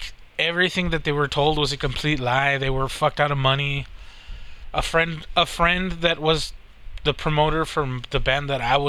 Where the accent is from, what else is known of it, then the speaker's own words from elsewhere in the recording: United States; I'm Hispanic. I was born in America